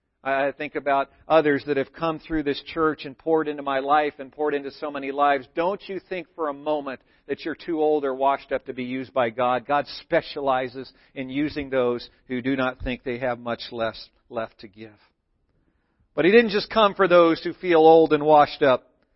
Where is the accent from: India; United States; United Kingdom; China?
United States; Thousand Oaks, California; the church I grew up in was in Thousand Oaks, not too far from where the Ventura fires were these last few weeks.